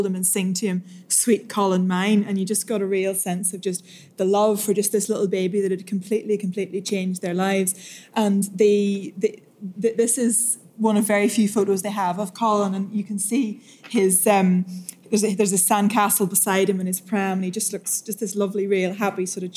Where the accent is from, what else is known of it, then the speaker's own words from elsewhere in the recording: County Derry, Northern Ireland, United Kingdom; I grew up in a little village on the coast in County Derry